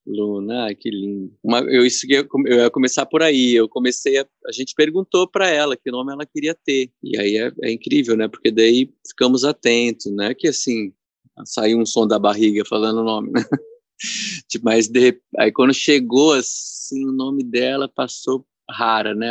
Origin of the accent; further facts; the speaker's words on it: São Paulo, Brazil; Eu fui criado ali na Zona Leste de São Paulo